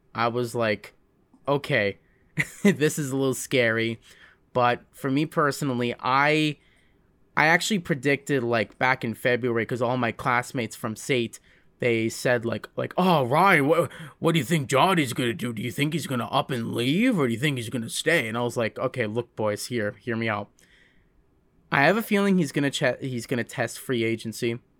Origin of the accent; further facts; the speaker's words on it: High River, Alberta, Canada; also born or lived in Calgary; I was born in Calgary. and I've been, uh, spending most of my life in, uh, High River